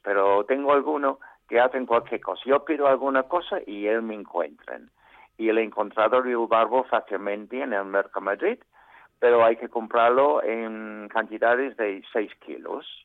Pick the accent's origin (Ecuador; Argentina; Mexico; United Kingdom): United Kingdom; Spanish is a second language; now in Spain; así somos los británicos